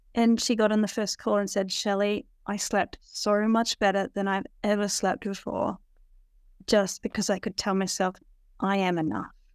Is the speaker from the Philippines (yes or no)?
no; Australia; I'm an Aussie